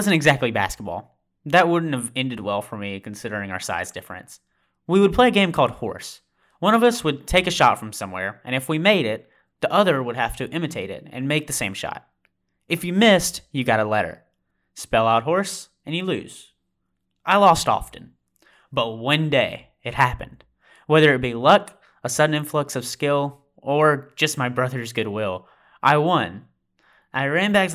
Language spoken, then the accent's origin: English; Amory, Mississippi, United States; I spent almost every evening photographing our community, Amory, Mississippi